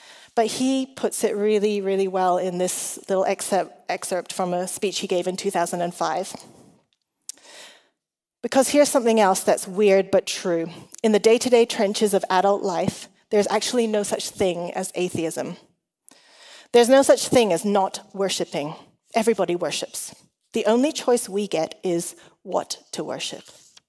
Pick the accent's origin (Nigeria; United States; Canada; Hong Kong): Hong Kong; also born or lived in Australia / England; I was an international school kid. I'm Chinese and Welsh. I grew up in Hong Kong like Ben, but I didn't get to meet the Chases until just a couple of years ago. I grew up in Hong Kong, I've lived in Australia, England, and now I'm here.